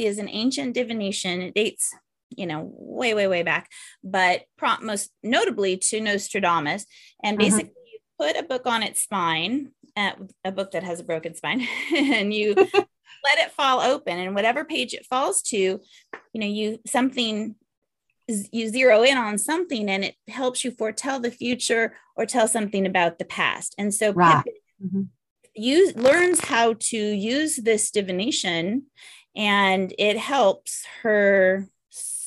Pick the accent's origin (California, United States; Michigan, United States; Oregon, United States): California, United States; I was born and raised in California